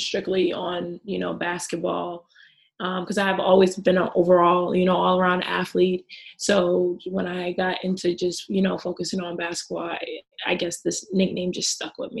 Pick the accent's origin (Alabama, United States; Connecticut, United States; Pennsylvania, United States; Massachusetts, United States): Massachusetts, United States; Boston; moved away as an adult; now in Romania; I'm from Boston, Massachusetts.